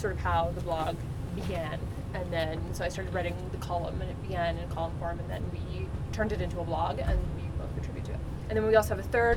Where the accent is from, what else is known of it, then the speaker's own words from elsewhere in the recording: Winnipeg, Manitoba, Canada; we're from Winnipeg